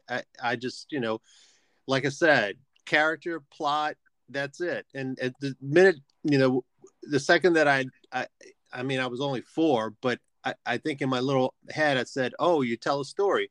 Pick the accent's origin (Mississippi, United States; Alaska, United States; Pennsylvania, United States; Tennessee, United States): Mississippi, United States; Biloxi; I grew up in Biloxi, Mississippi